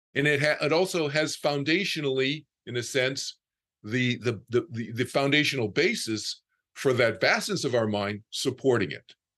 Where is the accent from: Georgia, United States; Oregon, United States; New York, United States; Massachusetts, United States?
Massachusetts, United States; Boston; I was from Boston, I was from the East Coast.